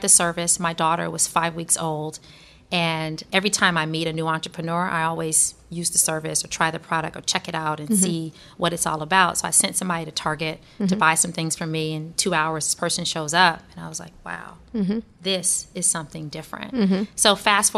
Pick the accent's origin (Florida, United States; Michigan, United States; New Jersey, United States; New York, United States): Michigan, United States; Detroit; moved away; where I grew up in Detroit, nobody knew what Google was